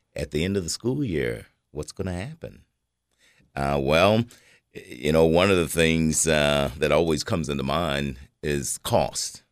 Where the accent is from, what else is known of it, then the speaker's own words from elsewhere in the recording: Cookeville, Tennessee, United States; I was born here in Cookville, grew up in Cookville, uh, spent basically all my life in Cookville